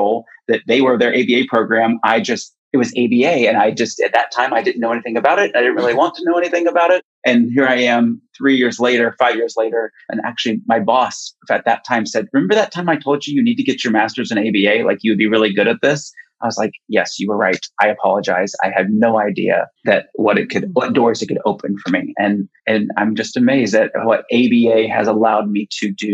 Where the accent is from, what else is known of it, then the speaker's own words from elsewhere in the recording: Kansas City, United States; I moved back to Kansas City, my home state